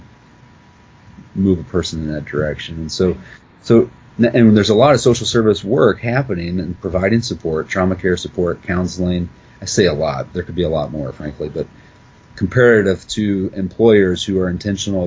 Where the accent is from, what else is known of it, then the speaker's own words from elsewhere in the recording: West Virginia, United States; I was in a little trailer park with my dad in West Virginia, so I grew up in Appalachian poverty